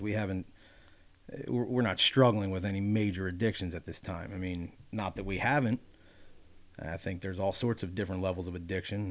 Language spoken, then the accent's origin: English; Wilmington, Delaware, United States; moved away as an adult; now in Pennsylvania, United States; growing up in Delaware, growing up in Wilmington